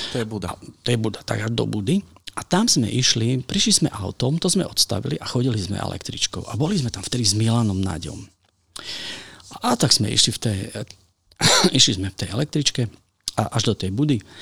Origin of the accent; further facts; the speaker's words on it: Košice, Košice Region, Slovakia; u nás v Košiciach sme strašne proste funky to bolo